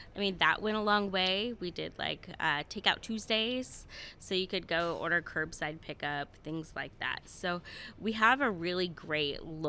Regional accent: East Coast, United States; now in Columbus, United States; So I'm a transplant from the East Coast.

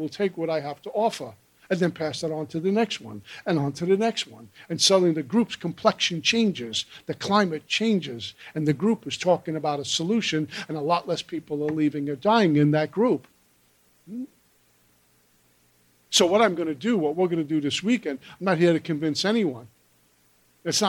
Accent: New York City, New York, United States; also born or lived in Minnesota; Brooklyn, New York, where I'm born and raised

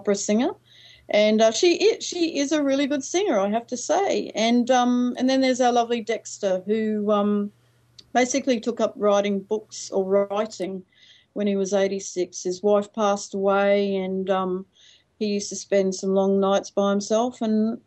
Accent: Australia; also born or lived in Japan

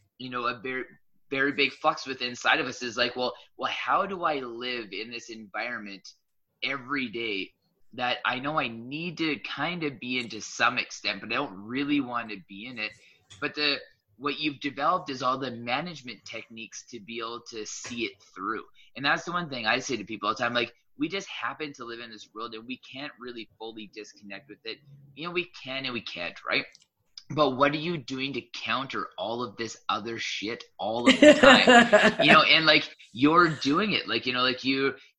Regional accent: Southern Alberta, Canada; I grew up in Southern Alberta

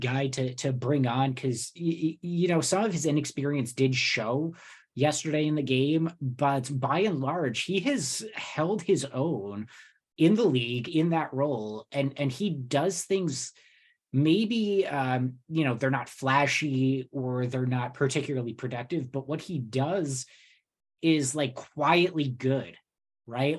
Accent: New Jersey, United States; I grew up in Jersey

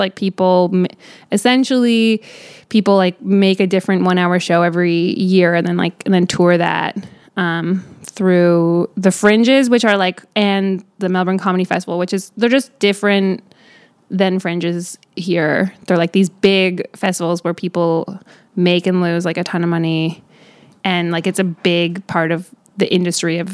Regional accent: Canada; you're Canadian

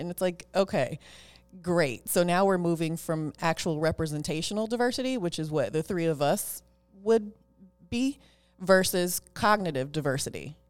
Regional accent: Oakland, California, United States; I am a girl from East Oakland, California. I was born and raised in Oakland. I still live in Oakland

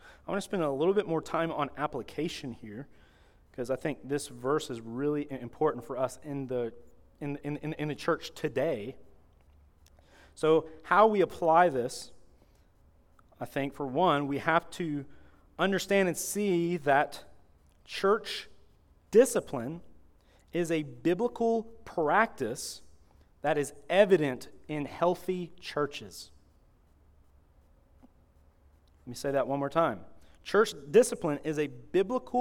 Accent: Florida, United States; I'm from Florida

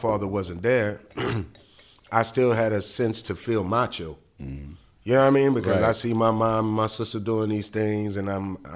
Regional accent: New Orleans, Louisiana, United States; I'm from Gertown, 17th Ward, Carrollton

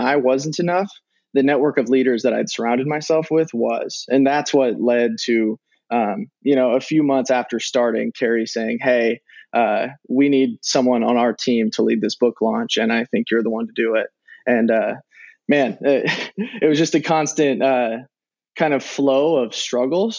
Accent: Nebraska, United States; I'm from Nebraska.

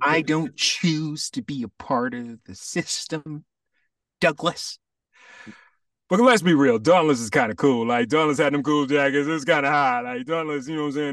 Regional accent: Jamaica; being Jamaican, and I also have Cuban in my family

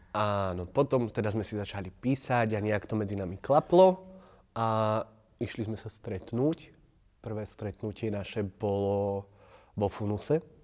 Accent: Považská Bystrica, Trenčín Region, Slovakia; moved away as an adult; also born or lived in Trnava; v 18 rokoch som opustil Považsku, išiel som na vysokú školu

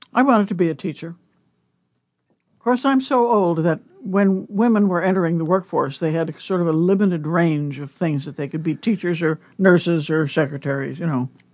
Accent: Omaha, Nebraska, United States; moved away as an adult; also born or lived in Iowa / North Carolina; I was born in Omaha and grew up here

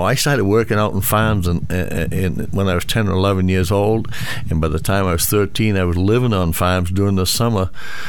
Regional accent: West Minot, Maine, United States; also born or lived in Lewiston, Maine / Poland, Maine; I was born in Lewiston. I spent my first 4 years in Poland and then raised up in West Minot

